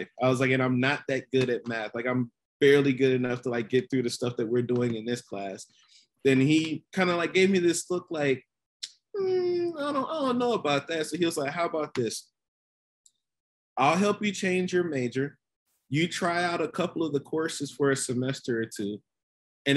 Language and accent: English; Columbus, Georgia, United States; moved away as an adult; also born or lived in Nashville; I grew up in Columbus, Georgia.